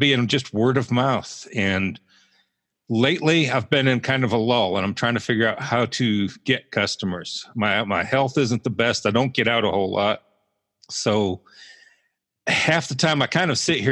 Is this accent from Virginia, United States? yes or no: yes; Roanoke, Virginia, United States; accent: somewhat Southern; moved away as an adult; also born or lived in Buffalo, New York / Georgia / Western Pennsylvania; now in Butler, United States; I was born in Buffalo, so that's how I got to be the Sabres and Bills fan. I consider Roanoke, Virginia home because that's where my dad was from and that's where I did most of my growing up. I lived there till I was about 25